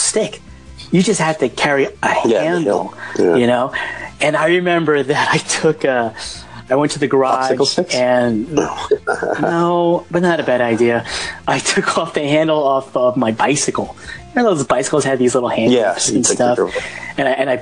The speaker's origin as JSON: {"language": "English", "town": "Dumont", "region": "New Jersey", "country": "United States", "tie": "born or raised there", "said": "I grew up in Dumont, New Jersey."}